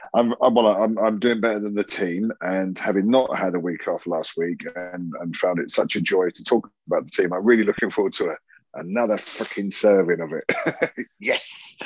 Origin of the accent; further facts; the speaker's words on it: United Kingdom; accent: southern; now in Yorkshire, United Kingdom; my southern accent, uh, uh, you know, I, I, hold on to it strong in Yorkshire